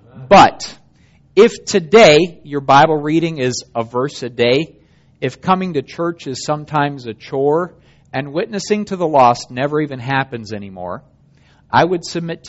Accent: Germany; 1988, my family and I were living in Germany. I grew up in Germany. My folks are missionaries there.

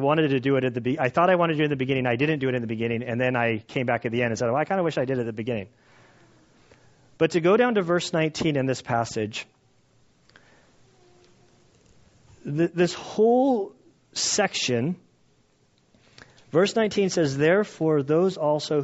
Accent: United States; us as American Christians

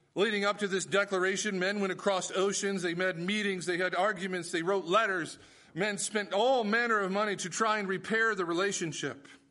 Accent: United States; as Americans

